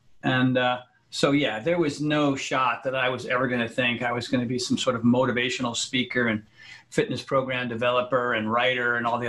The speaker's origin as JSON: {"language": "English", "region": "New England", "country": "United States", "tie": "born or raised there", "also_born_or_lived": "Connecticut / Rhode Island", "said": "All over the place, Army brat, but New England, Connecticut, Rhode Island, depending, but all over the country."}